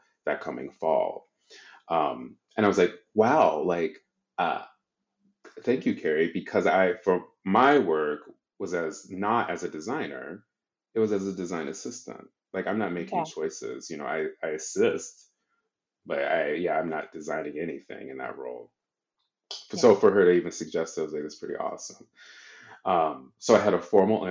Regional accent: Oklahoma, United States; moved away; I'm originally from Oklahoma, and I was like, I left for many reasons

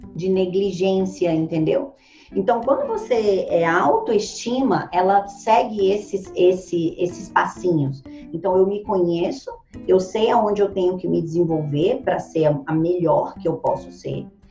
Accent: Ceilândia, Federal District, Brazil; Eu nasci na periferia da periferia. Hoje é a maior favela da América Latina. Foi onde eu nasci. Ceilândia, Brasília.

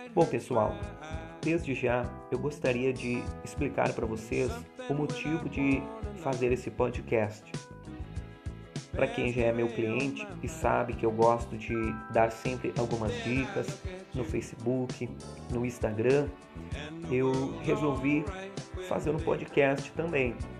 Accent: Santa Maria, Rio Grande do Sul, Brazil; sou da cidade de Santa Maria, Rio Grande do Sul

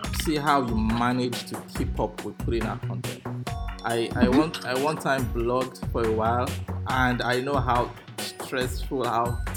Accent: Nigeria; I'm from Nigeria and I'm from Africa

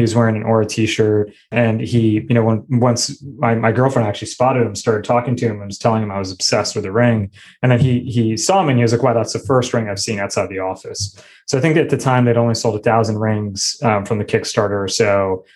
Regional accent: New Jersey, United States; moved away as an adult; also born or lived in Michigan; I grew up in New Jersey

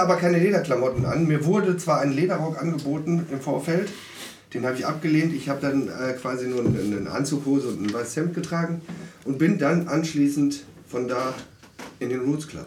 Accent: Duisburg, North Rhine-Westphalia, Germany; Ich bin in Marxloh geboren

